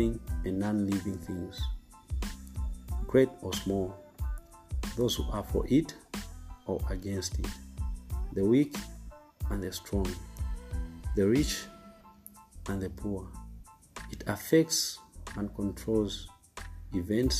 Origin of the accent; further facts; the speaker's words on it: Zambia; I came from Zambia, Africa.